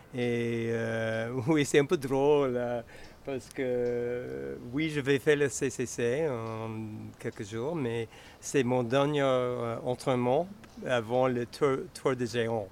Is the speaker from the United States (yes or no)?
yes; United States; French is a second language; moved away as an adult; now in Chamonix, France; Je viens des États-Unis. En fait, pas loin de Hillary, mhm. entre, Boston, entre et, Montréal